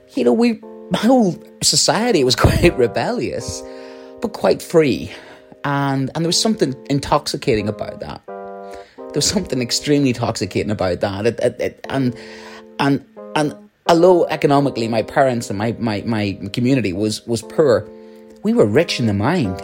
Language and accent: English; Northern Ireland, United Kingdom; you can tell from my accent, um, a situation in, in the north of Ireland during the Troubles.